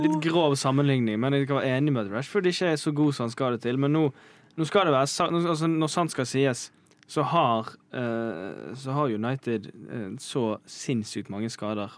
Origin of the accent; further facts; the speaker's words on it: Bergen, Vestland, Norway; jeg er fra Bergen